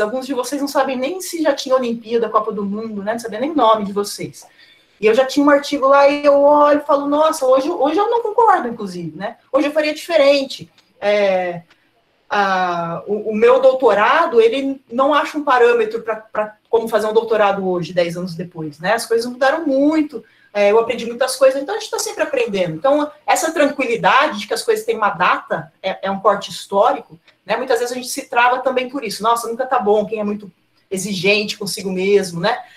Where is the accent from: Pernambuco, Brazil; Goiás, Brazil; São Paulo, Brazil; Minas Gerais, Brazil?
São Paulo, Brazil; Cosmópolis; Eu sou de Cosmópolis